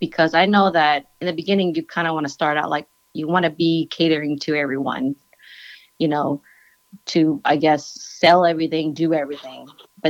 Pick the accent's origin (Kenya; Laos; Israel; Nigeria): Laos; I'm Laotian. I'm from Laos.